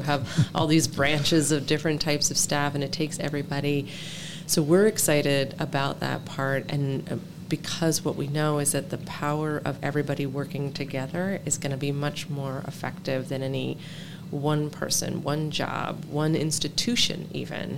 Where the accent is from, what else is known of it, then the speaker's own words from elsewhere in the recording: Denver, Colorado, United States; I'm from Denver, Colorado.